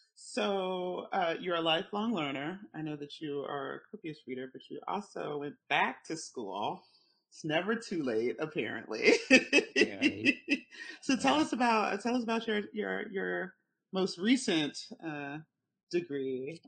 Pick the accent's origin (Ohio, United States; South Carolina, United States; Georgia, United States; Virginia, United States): Virginia, United States; Richmond; we're both from Richmond